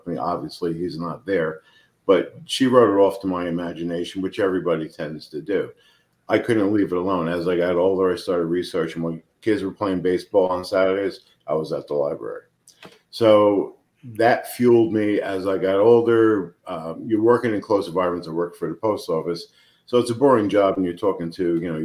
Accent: New Jersey, United States; now in Phoenix, United States; I'm from Jersey, but a summer house in Middleville, New Jersey.

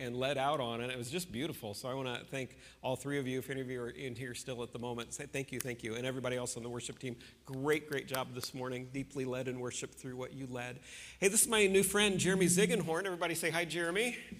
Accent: near Peoria, Central Illinois, United States; moved away; They're currently living right near where I grew up in Central Illinois, near Peoria area, right? Yeah, so that's kind of right the roundabouts where I come from.

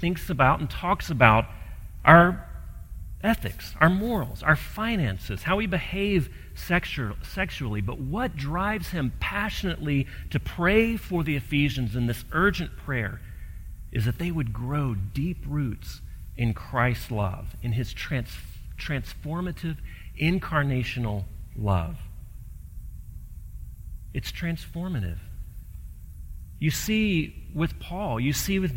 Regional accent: Gulf Coast, United States; I grew up on the Gulf Coast

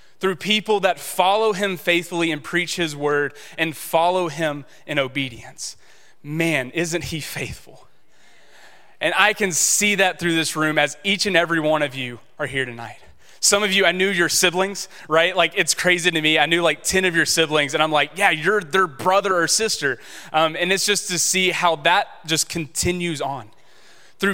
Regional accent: Shreveport, Louisiana, United States; I grew up in Shreveport

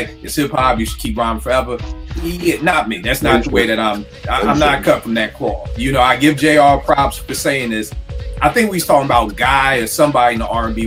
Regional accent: Philadelphia, Pennsylvania, United States; we growing up in Philly

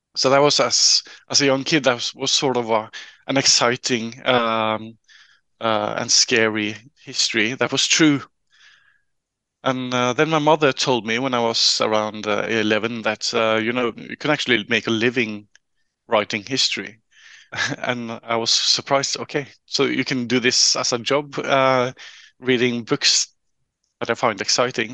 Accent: Trondheim, Trøndelag, Norway; I'm a local uh, uh a local guy uh, from Trondheim. I grew up uh, right in the middle of, of the city.

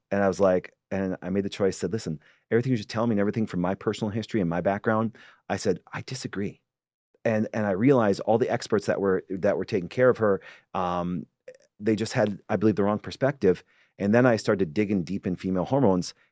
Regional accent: Green Bay, Wisconsin, United States; I'm from Green Bay, Wisconsin.

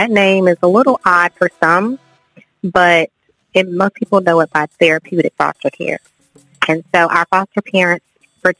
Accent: Warner Robins, Georgia, United States; moved away as an adult; now in Valdosta, United States; I'm actually from Warner Robins, Georgia.

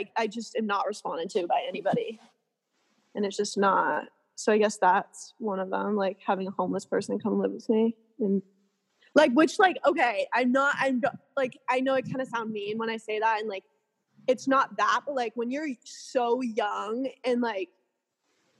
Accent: California, United States; born and raised in California

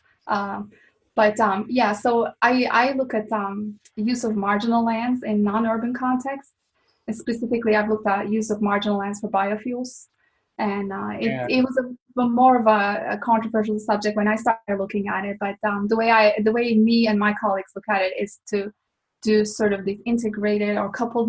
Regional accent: Turkey; moved away as an adult; also born or lived in Boston; now in Phoenix, United States; I'm originally from Turkey.

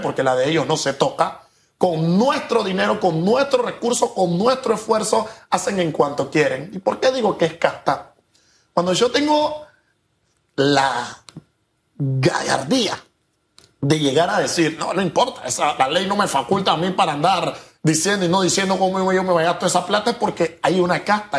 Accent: Panama; Tenemos nosotros como panameños

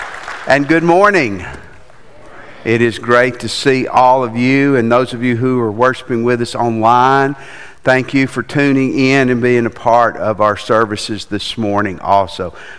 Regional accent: Tennessee, United States; And I was from Tennessee

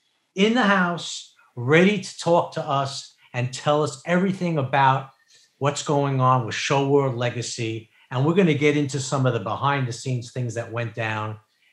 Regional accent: New York, United States; I grew up in New York, in Queens

